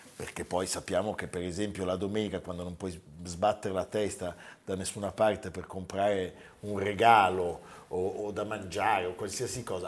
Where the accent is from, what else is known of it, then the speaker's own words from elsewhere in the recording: Milan, Lombardy, Italy; da milanesi